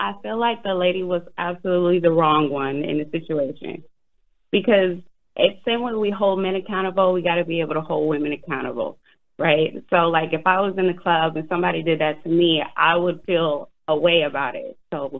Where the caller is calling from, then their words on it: Beaufort, South Carolina, United States; I'm calling from Beaufort, South Carolina. 843.